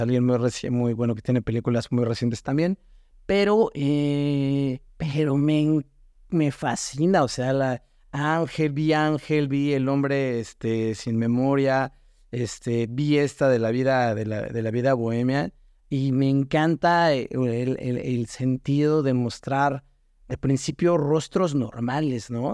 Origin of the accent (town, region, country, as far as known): Mexico